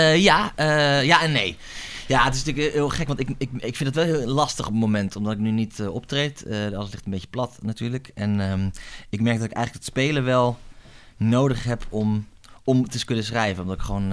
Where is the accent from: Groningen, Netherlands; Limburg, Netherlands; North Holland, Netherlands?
Groningen, Netherlands; moved away as an adult; also born or lived in France; now in Amsterdam, Netherlands; Ik kom uit Groningen van origine. Daar ben ik sinds opgegroeid